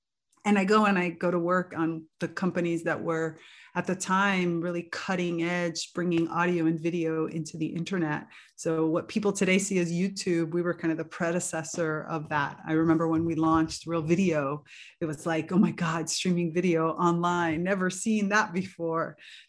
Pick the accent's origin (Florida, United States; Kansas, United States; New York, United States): Florida, United States; Miami; You know, Cuban Americans had kind of the best of both worlds growing up in Miami, because we were never denied on the our Cubanness, like our roots, while at the same time fully embracing American culture.